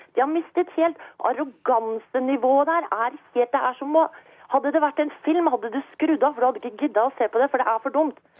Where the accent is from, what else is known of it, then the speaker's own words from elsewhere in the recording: Norway; now in Scotland, United Kingdom; jeg er jo norsk, og jeg vokste opp i Norge